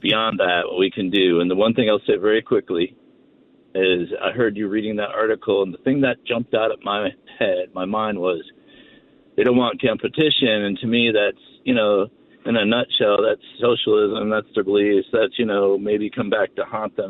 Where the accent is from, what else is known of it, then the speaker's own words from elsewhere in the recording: Ohio, United States; moved away; I'm from Ohio. I'm from that area originally. I don't live there anymore.